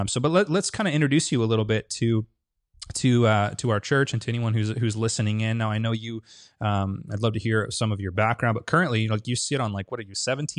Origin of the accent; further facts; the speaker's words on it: Medford, Oregon, United States; Because I'm sort of this new guy, you know, don't know the culture. I'm from Medford